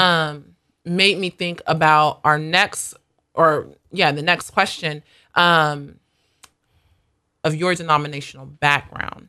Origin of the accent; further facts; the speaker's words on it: United States; moved away; also born or lived in South Africa; I am an American.